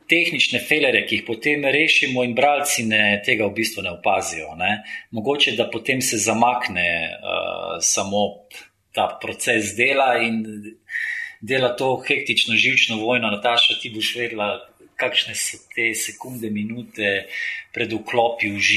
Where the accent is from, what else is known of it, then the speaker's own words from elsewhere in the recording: Slovenia; also born or lived in Yugoslavia; Pač rojeno Jugoslavijo, Jugoslovan, zato nisem nič manjši slovenc.